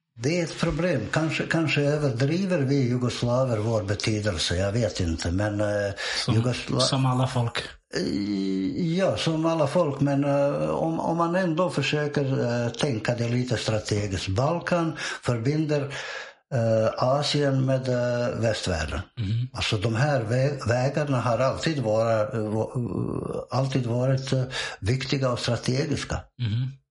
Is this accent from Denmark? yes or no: no; Bosnia & Herzegovina; Swedish is a second language; moved away as an adult; also born or lived in Montenegro; now in Sweden; Det att jag är född i Bosnien är ju bara en slump. Jag föddes bara i Bosnien.